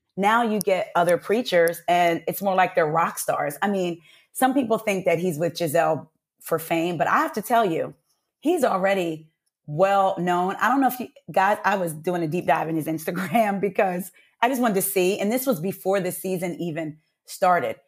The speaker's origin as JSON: {"language": "English", "region": "New Jersey", "country": "United States", "moved": "yes", "lives_now": "Atlanta, United States", "said": "when we would go home to New Jersey, 'cause I'm from Jersey"}